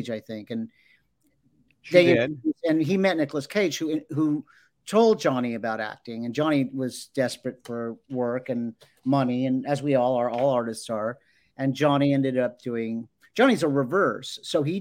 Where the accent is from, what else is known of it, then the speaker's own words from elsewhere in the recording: Los Angeles, California, United States; I grew up in Los Angeles